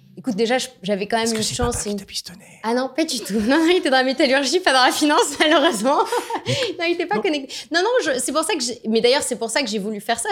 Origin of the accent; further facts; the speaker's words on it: France; je suis née en France. je suis de nationalité franco-autrichienne. Mon papa est d'Autriche